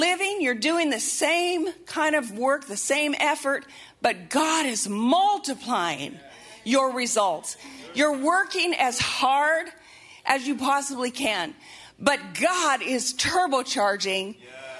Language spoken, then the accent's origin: English; Montana, United States; moved away; I'm from Montana, and so, you know, everything was outdoorsy, and back in high school and college, we'd be floating rivers all the time